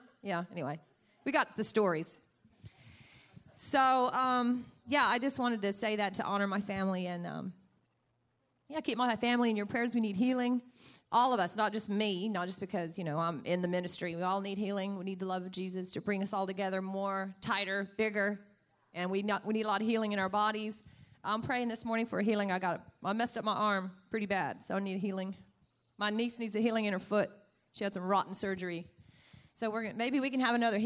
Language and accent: English; Texas, United States; I'm from Texas. Yee-hoo! I'm a comedian from Texas